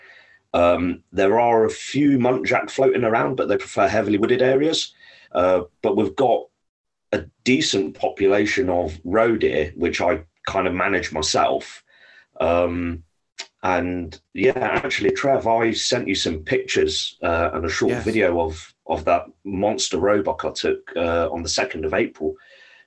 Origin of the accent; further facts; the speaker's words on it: London, United Kingdom; now in Norfolk, United Kingdom; I was born and raised in London, in pretty much central London. I now live in rural UK. I live in Norfolk